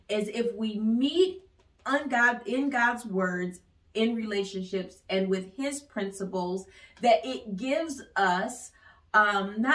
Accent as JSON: {"language": "English", "town": "Ypsilanti", "region": "Michigan", "country": "United States", "said": "I'm from Ypsilanti, Michigan. Mm. So we have a dialect that we brought to our relationship"}